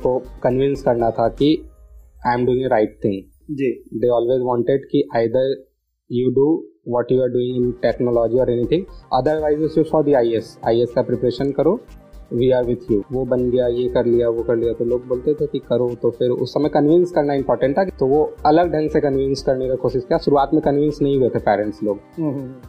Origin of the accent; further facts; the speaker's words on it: Patna, Bihar, India; मेरे पास पटना के रिसोर्सेज थे मैं पटना से बिलोंग करता था मेरे पास एक घर था